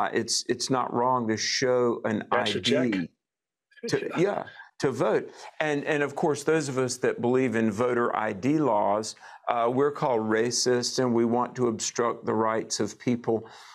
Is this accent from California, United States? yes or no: no; North Carolina, United States; here in my home state of North Carolina